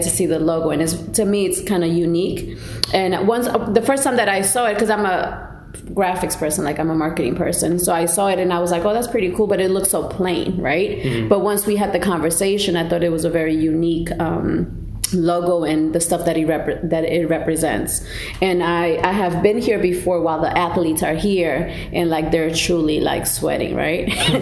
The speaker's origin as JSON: {"language": "English", "region": "New Jersey", "country": "United States", "tie": "born or raised there", "also_born_or_lived": "Colombia", "moved": "yes", "lives_now": "Hampton Roads, United States", "said": "I'm Colombian, but I grew up in Jersey"}